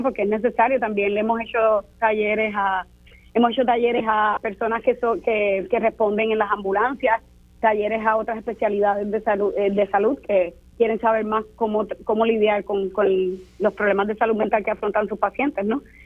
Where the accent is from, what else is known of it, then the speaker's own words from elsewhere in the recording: Puerto Rico; soy puertorriqueña